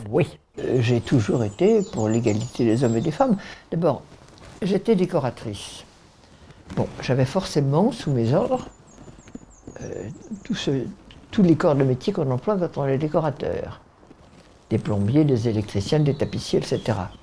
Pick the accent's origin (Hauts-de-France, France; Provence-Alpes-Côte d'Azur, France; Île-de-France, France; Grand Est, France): Île-de-France, France; Paris; Je vivais à Paris avec ma mère